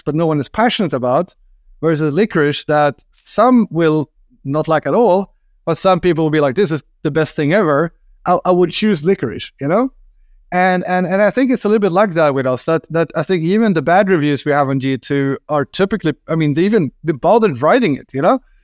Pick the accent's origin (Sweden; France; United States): Sweden; I'm from Sweden, and in Sweden we like licorice